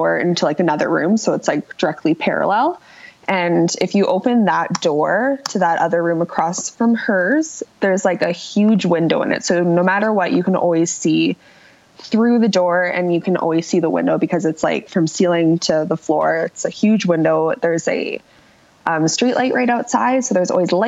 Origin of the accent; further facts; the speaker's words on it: Calgary, Alberta, Canada; I'm from Calgary, born and raised, still live here.